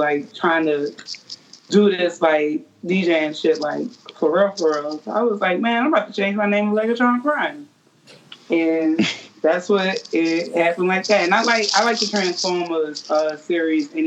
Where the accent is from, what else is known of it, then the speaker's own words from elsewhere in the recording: New Orleans, Louisiana, United States; growing up in New Orleans, like, all we hear is music